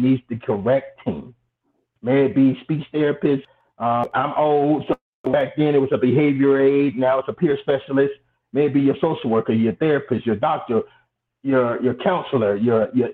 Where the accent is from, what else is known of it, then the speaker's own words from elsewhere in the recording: Atlanta, Georgia, United States; also born or lived in Brooklyn, New York; I was born in Atlanta, Georgia, between Atlanta and Brooklyn, New York